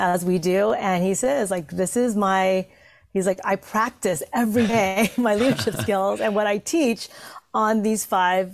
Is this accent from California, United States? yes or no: yes; Santa Monica, California, United States; also born or lived in Vietnam; growing up in Santa Monica, California, as one of 5 Asian people in my school